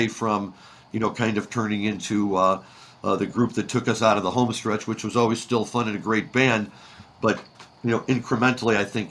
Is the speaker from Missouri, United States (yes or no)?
yes; St. Louis, Missouri, United States; When I was growing up in St. Louis